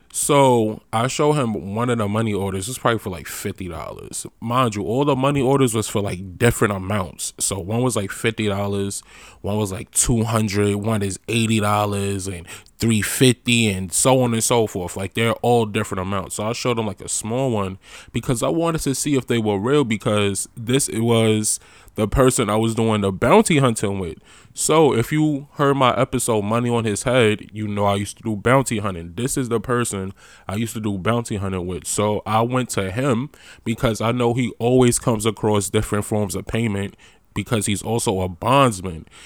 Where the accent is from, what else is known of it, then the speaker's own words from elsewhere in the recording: New York, United States; moved away as an adult; also born or lived in DMV (Washington metropolitan area); I'm from New York.